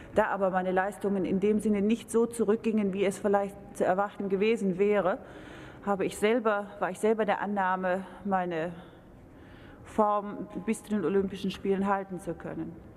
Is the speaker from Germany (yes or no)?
yes; Germany; Als Deutscher